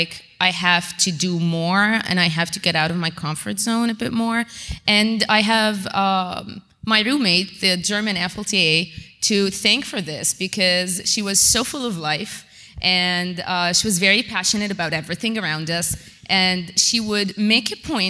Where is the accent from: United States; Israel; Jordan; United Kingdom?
Jordan; Amman, Amman Governorate; I'm from Jordan, from Amman.